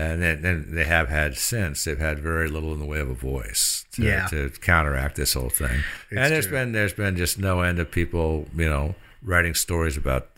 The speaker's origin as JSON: {"language": "English", "town": "Portland", "region": "Oregon", "country": "United States", "said": "I'm from Portland. I live in Portland"}